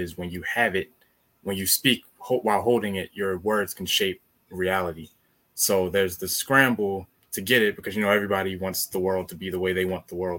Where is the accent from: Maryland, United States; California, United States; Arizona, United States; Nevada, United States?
Maryland, United States; I'm from Maryland